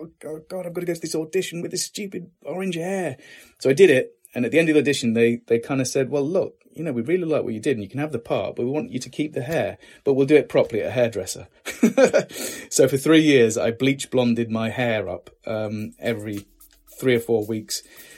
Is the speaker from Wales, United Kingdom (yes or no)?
no; Lincoln, East Midlands, United Kingdom; I did, in Lincoln itself. Yeah.